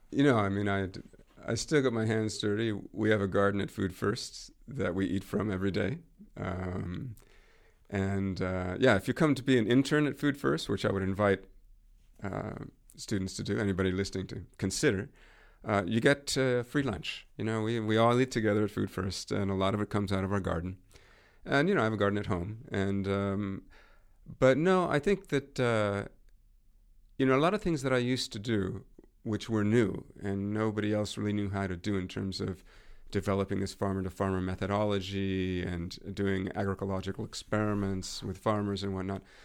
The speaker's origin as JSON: {"language": "English", "area": "North Coast", "region": "California", "country": "United States", "tie": "born or raised there", "said": "I grew up on the North Coast in California"}